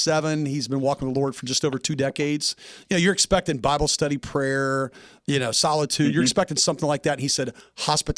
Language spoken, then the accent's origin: English; Nashville, Tennessee, United States; moved away; I'm from Nashville originally, and with my mom and dad, my little sister are still there.